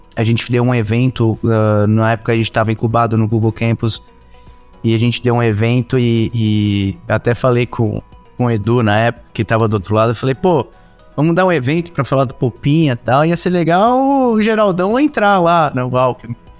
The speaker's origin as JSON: {"language": "Portuguese", "region": "São Paulo", "country": "Brazil", "tie": "born or raised there", "said": "eu sou nascido em São Paulo"}